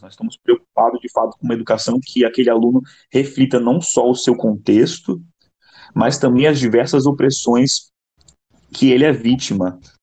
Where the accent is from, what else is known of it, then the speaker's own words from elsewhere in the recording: São Paulo, Brazil; moved away as an adult; now in Rio de Janeiro, Brazil; eu nasci em São Paulo, porém moro há seis anos no Rio, terminei minha faculdade aqui